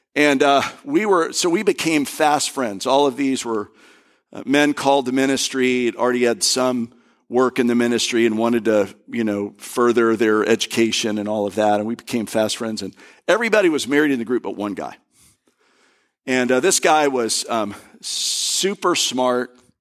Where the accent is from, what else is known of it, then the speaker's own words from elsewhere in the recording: Florida, United States; also born or lived in Kentucky; I'm from Florida